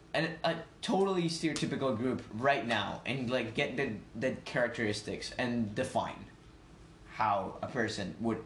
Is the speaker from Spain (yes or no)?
yes; Spain; now in Parry Sound, Canada; I'm from Spain